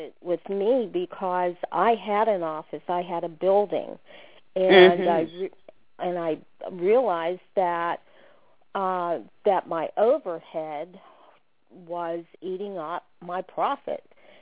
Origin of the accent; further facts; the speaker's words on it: Pittsburgh, Pennsylvania, United States; moved away as an adult; also born or lived in Washington, D.C.; I grew up in Pittsburgh, Pennsylvania